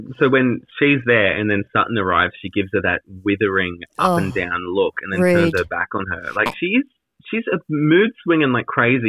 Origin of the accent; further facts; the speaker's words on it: Australia; being Australian